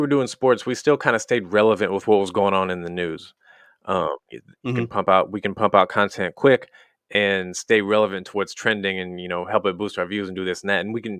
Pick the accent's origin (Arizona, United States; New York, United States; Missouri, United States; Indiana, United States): Missouri, United States; Wellsville; now in California, United States; Tiny town, middle of nowhere in the Midwest. We grew up in Wellsville, Missouri.